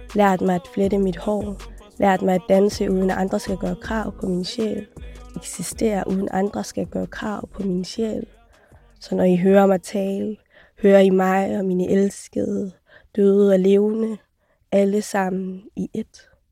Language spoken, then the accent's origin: Danish; Aalborg, North Denmark Region, Denmark; also born or lived in Somalia; Jeg er fra Aalborg